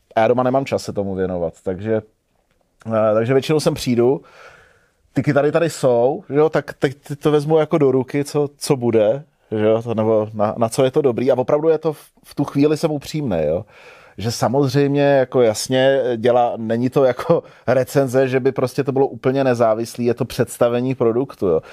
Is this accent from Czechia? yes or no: yes; Hořovice, Central Bohemian Region, Czechia; moved away as an adult; also born or lived in Prague; já jsem odcházel z Gimplu pryč z Hořovic prostě úplně do, do Velké Prahy